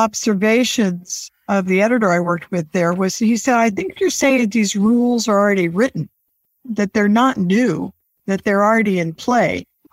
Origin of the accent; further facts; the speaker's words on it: San Diego County, Southern California, United States; moved away as an adult; also born or lived in Sacramento; I grew up in San Diego County, Southern California, in a rural, rapidly growing part of the county, not on the beach, but in the hinterland, more horses than surfers, I guess I would say. Stayed in Southern California